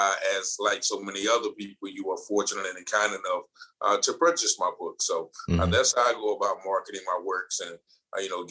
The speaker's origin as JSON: {"language": "English", "town": "Goldsboro", "region": "North Carolina", "country": "United States", "tie": "born or raised there", "also_born_or_lived": "Virginia", "moved": "as an adult", "said": "I started off in the small town of Goldsboro, North Carolina"}